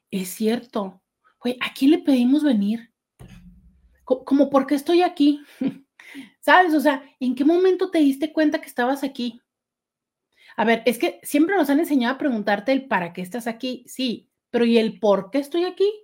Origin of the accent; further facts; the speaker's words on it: Mexicali, Baja California, Mexico; born there; also born or lived in Tijuana; vivimos en algunas ciudades antes de llegar a la ciudad de Tijuana, aunque yo nací en Mexicali.